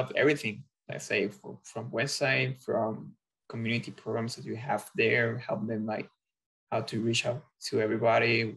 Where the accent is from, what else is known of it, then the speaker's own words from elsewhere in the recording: Puerto Rico; moved away as an adult; also born or lived in Australia; now in United States; I used to go to the professional games in the professional league back in Puerto Rico in my hometown team